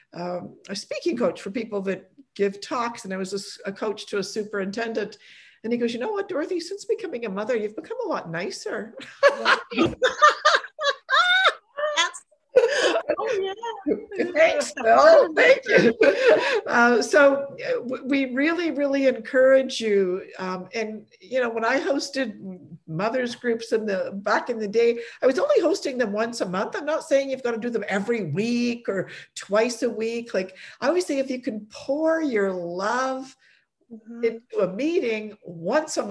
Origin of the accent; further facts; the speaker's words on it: Poland; I was born in Poland on the same day as St. John Paul II on Pentecost Sunday